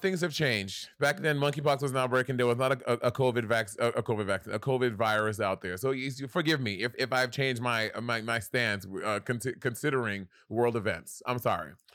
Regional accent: New York City, New York, United States; growing up in New York City, in, in, in, a New York City public school system

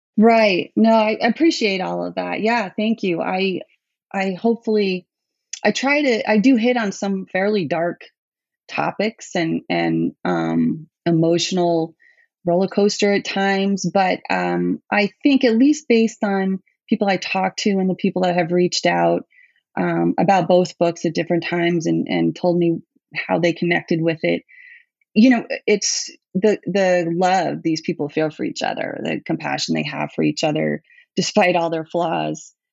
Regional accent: New York City, New York, United States; also born or lived in Bronx, New York; I was born in the Bronx, but we moved to Manhattan when I was pretty young

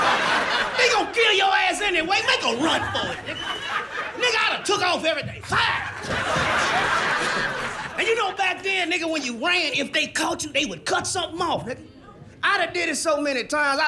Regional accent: Kansas City, Missouri, United States; I'm from Kansas City, Missouri

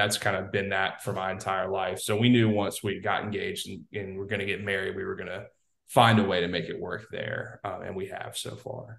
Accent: Baton Rouge, Louisiana, United States; We're both from Baton Rouge

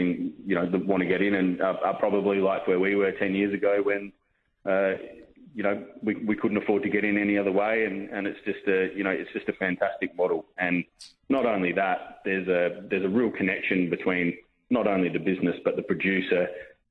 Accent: South Australia, Australia; moved away as an adult; also born or lived in Marlborough, New Zealand; we're from South Australia and we wanted to move back.

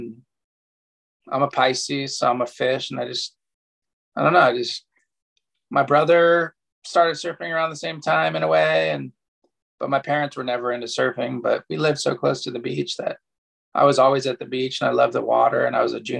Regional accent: Pacific Palisades, California, United States; Yeah, I grew up in Pacific Palisades, and one of my good friends, Brendan, his dad taught us how to surf in Santa Monica.

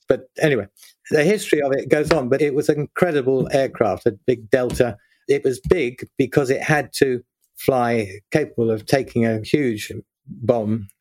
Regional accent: London, United Kingdom; also born or lived in Birmingham; I grew up in South London and went to school there.

